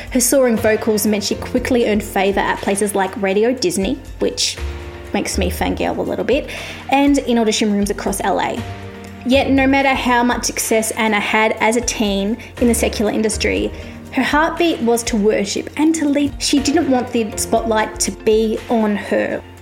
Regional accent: Australia; you can tell I'm Australian because it

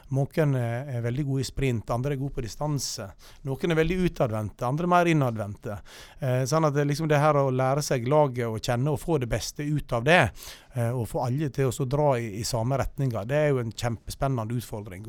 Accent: Loen area near Stryn, Vestland, Norway; jeg er oppvokst på Longeset, og jammen bor jeg der ennå.

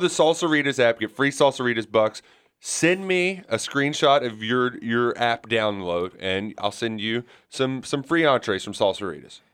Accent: Kentucky, United States

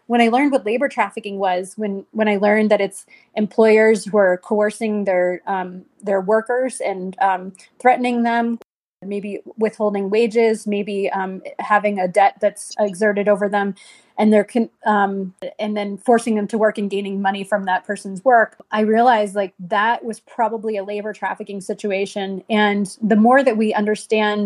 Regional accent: United States; I was born in the United States

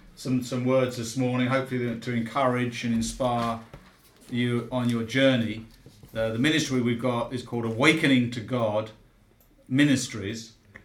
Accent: London, United Kingdom; born there; No, actually from the UK. And Cockney by birth, born in the sound of Bow Bells. I haven't got a Cockney voice, mind you.

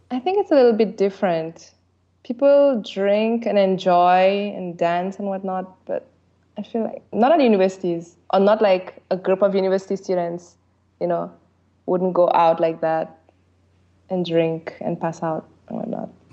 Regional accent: St. Lucia; English is a second language; also born or lived in France; now in Seoul, South Korea; I grew up in France until I was seven and then moved to another country called St. Lucia, which most of you probably don't know. It's a small island in the Caribbean, so around like Central America. I lived there until until I came to Korea in 2009.

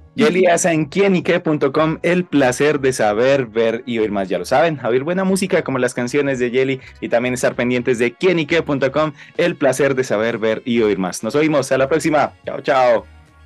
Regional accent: Laguna de Tota, Boyacá, Colombia; grabado en la Laguna de Tota, justamente en mi tierra, en el lugar donde nací

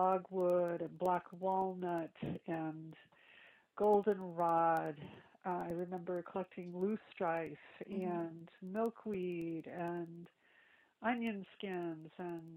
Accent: Lansing, Michigan, United States; moved away as an adult; also born or lived in Princeton, New Jersey; I grew up in a city, from Michigan, in Lansing

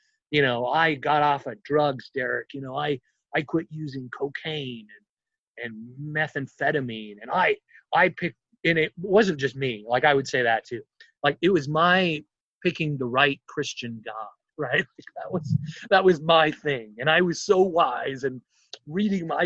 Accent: Seattle, Washington, United States; I'm from Seattle

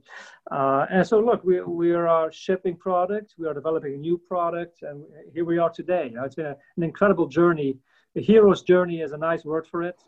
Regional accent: Belgium; moved away as an adult; now in United States; I'm not from the States originally. I'm from Belgium originally

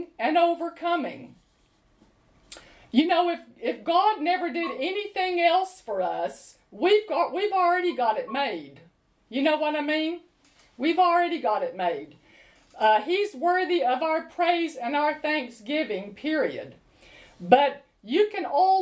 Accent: United States; moved away as an adult; now in London, United Kingdom; I grew up in America not lacking for anything

